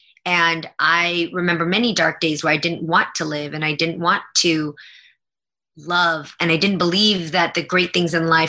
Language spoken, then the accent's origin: English; San Jose, California, United States; because I'm that girl from San Jose.